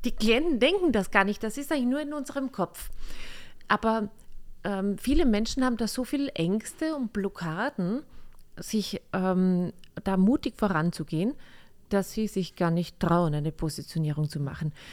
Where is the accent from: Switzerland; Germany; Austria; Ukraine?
Austria; Oh ja, wir sind Österreicher, habt ihr ja schon gemerkt.